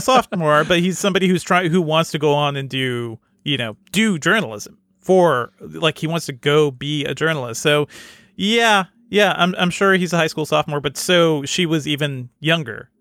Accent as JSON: {"language": "English", "region": "Connecticut", "country": "United States", "tie": "born or raised there", "said": "I grew up in Connecticut, not in the rich neighborhoods"}